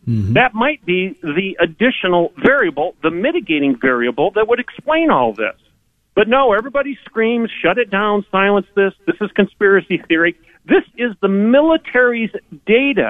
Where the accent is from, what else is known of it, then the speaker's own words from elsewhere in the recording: Michigan, United States; now in Oklahoma, United States; I'm from Michigan